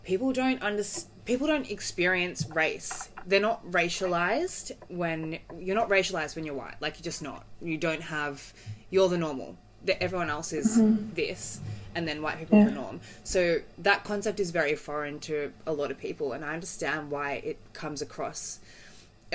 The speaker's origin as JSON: {"language": "English", "town": "Melbourne", "region": "Victoria", "country": "Australia", "tie": "born or raised there", "said": "I was raised in Australia, you know, in Bayside, St. Kilda."}